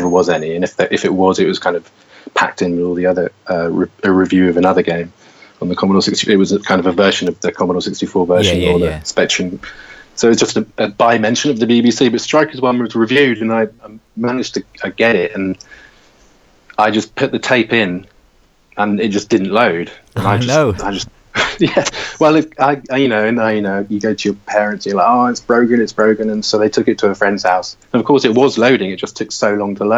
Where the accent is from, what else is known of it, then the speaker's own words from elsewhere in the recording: Somerset, South West England, United Kingdom; moved away; also born or lived in London; I grew up in Somerset.